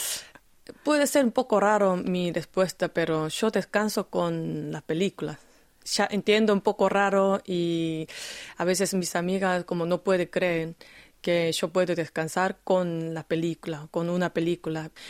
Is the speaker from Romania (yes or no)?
no; Busan, South Korea; Spanish is a second language; Yo nací en Busan, obviamente mi secundario estaba en Busan